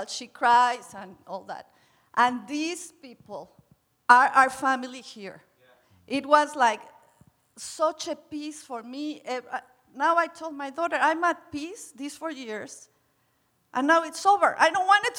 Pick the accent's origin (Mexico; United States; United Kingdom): Mexico; I'm from Mexico, and in Mexico, kids stay in your home